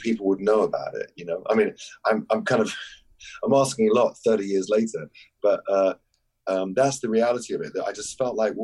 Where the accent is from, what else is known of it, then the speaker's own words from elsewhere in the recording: London, United Kingdom; I grew up in North London